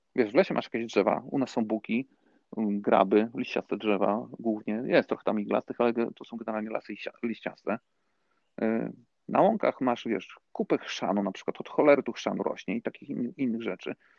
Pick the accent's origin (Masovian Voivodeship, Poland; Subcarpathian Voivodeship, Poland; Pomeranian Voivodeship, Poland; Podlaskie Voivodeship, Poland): Subcarpathian Voivodeship, Poland; Frysztak; moved away as an adult; also born or lived in Warsaw; twarzą do mojej wsi, tutaj dokładnie z gminy, to kiedyś było miasto, ale, ale stracił prawa miejskie, do Frysztaka